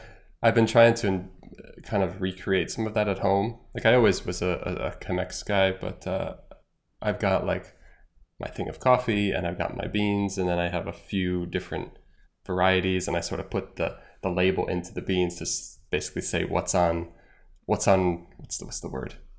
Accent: United States; moved away as an adult; now in Ireland; as an American in Ireland

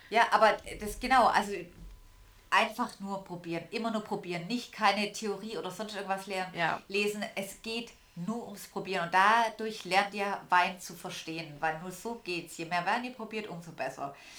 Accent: Swabia, Germany; als Schwabe

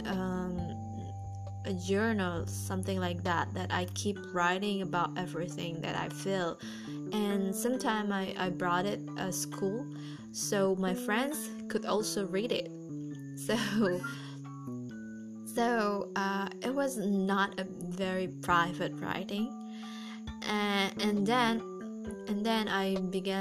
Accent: Indonesia; first language Indonesian; English is a second language; I'm actually not an English native speaker, so I grew up as an Indonesian and speaking Indonesian every day

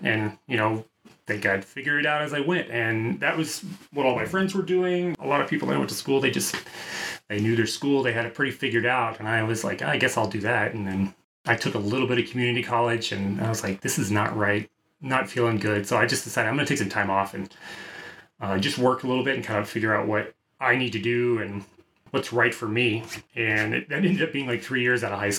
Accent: Texas, United States; moved away as an adult; now in San Francisco, United States; I'm from Texas

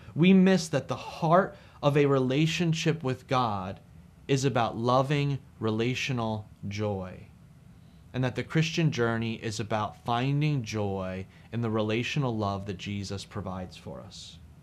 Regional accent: New Jersey, United States; I'm from New Jersey. It's where I preach and do ministry from.

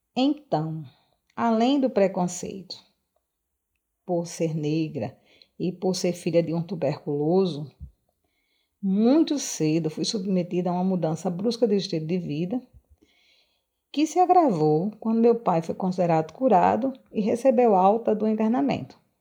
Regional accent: Arez, Rio Grande do Norte, Brazil; also born or lived in Natal; natalense de nascimento mas cresci em Areis, uma pequena cidade litorânea do estado do Rio Grande do Norte

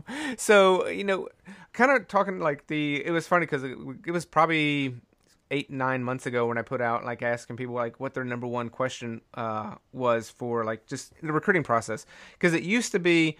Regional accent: East Coast, United States; now in Midwest, United States; I was growing up on the East Coast

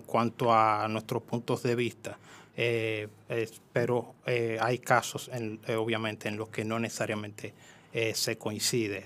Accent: Jamey, San Cristóbal, Dominican Republic; En San Cristóbal específicamente soy de Jamey, San Cristóbal, es un campo.

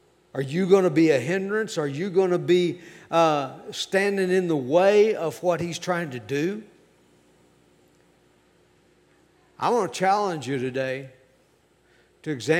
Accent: United States; I am an American. I love my country.

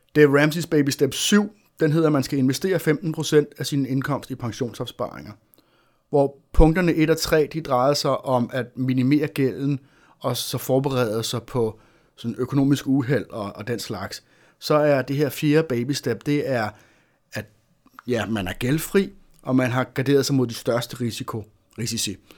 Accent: Denmark

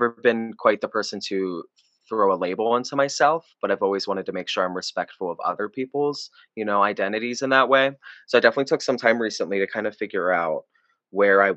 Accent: Gettysburg, Pennsylvania, United States; I'm from Gettysburg, Pennsylvania.

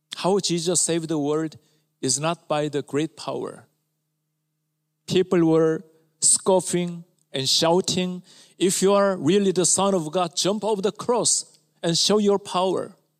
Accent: Ulsan, South Korea; My hometown is a rural area near Ulsan, southern part of Korea

